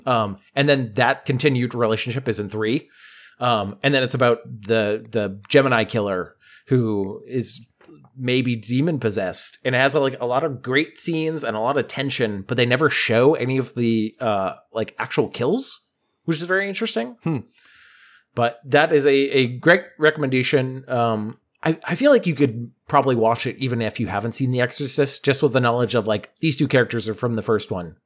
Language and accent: English; Boston, Massachusetts, United States; we're from Boston